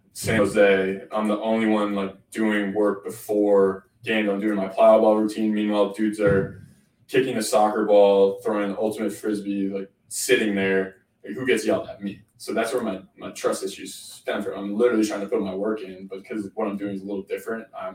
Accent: Canada; I grew up in Canada

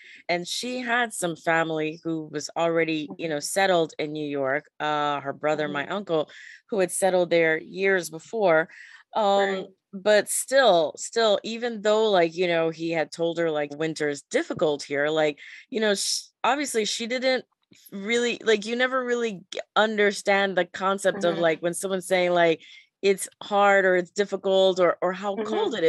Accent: Panama; I'm originally from Panama. So mm-hmm. Central America.

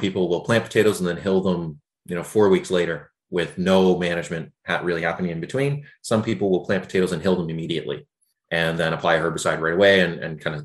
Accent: just outside of Toronto, Ontario, Canada; moved away as an adult; now in Charlottetown, Canada; I grew up just outside of Toronto.

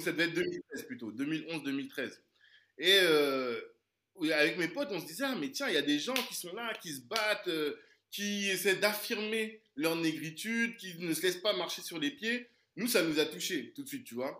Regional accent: Central African Republic; je suis originaire de la Centrafrique

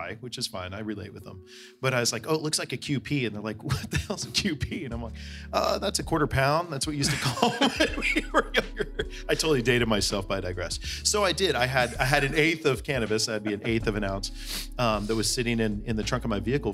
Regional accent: Bay Area, California, United States; I grew up in the Bay Area

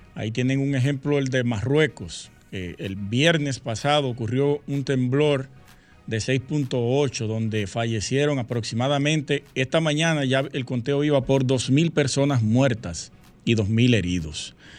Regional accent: Sosúa, Puerto Plata, Dominican Republic; Sosúa, mi pueblo natal

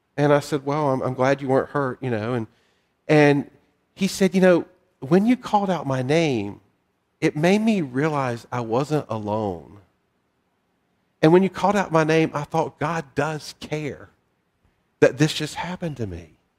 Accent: the South, United States; moved away; I'm a Southerner. I've lived in other parts of the country

